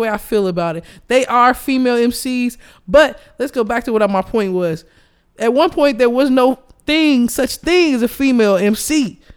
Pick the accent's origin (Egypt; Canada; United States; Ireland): United States; Chicago, Illinois; Chicago. I was born and raised in Hyde Park